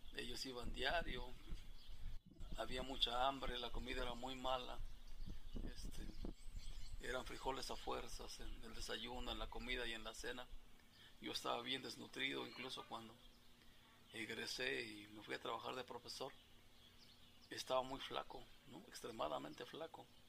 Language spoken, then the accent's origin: Spanish; his village near Tepatepec, Hidalgo, Mexico; tendría que caminar de mi pueblo a la carretera, dos kilómetros, de Tepatepec al Meche otros dos kilómetros